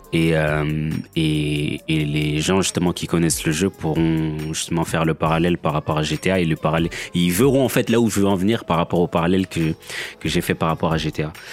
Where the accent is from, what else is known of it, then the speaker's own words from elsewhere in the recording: France; also born or lived in Kinshasa, DR Congo; j'ai grandi en France, mais je suis né à Kinshasa